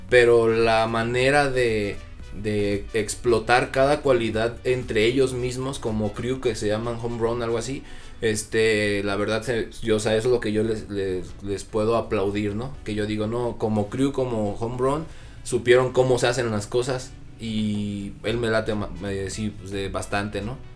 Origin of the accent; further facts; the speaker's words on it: Mexico; hay veces que uno lo trata de hacer, pero como buen mexicano nos gusta ir experimentando e ir este sacando mexicanadas nuevas